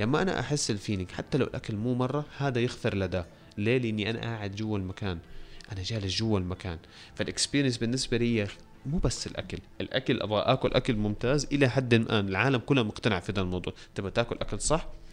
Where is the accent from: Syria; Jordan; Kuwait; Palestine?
Syria; في سوريا انا سوري